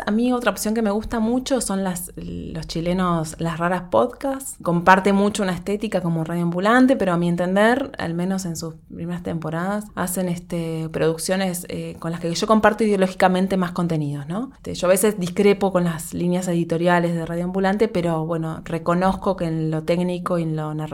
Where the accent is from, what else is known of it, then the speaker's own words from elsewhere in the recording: Montevideo, Uruguay; born there; tres chiquilinas del Uruguay, de Montevideo, que es el país donde yo nací